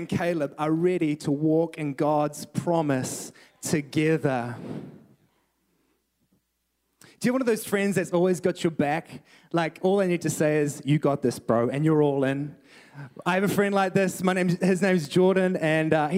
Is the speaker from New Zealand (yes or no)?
yes; New Zealand; moved away as an adult; now in Canada; I am a Kiwi. I am from New Zealand